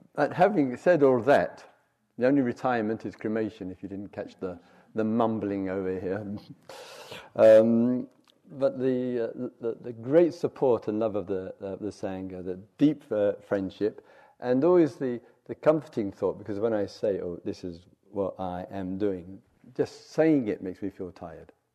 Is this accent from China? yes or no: no; England, United Kingdom; moved away as an adult; also born or lived in South London; 10 years and 10 days away from uh, England